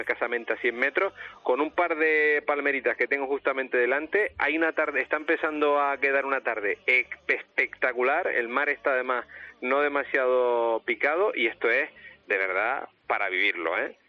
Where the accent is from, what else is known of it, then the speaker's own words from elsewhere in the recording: Canary Islands, Spain; como canarios